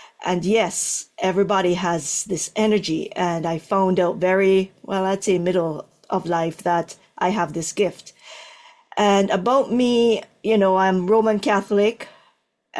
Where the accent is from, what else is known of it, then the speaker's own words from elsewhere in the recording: Jamaica; moved away; I'm from, born in Jamaica.